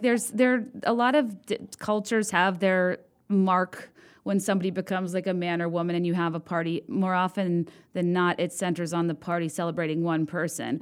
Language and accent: English; the South, United States; I grew up in the South